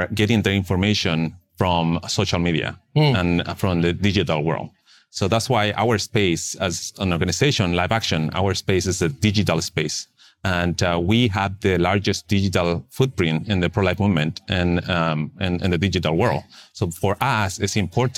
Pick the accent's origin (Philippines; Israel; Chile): Chile; Santiago, Santiago Metropolitan Region; English is a second language; moved away as an adult; also born or lived in Texas, United States; now in United States; So I'm originally from Chile, Santiago, and mm-hmm. I came here to the United States 18 years ago. I didn't speak nor understand any English.